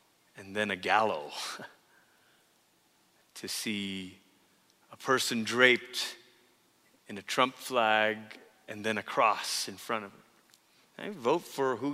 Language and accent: English; Malaysia; moved away; as a kid growing up in Malaysia